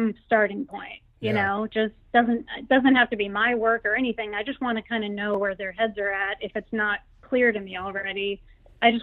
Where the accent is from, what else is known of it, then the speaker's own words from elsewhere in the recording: Houston, Texas, United States; I grew up in Houston, Texas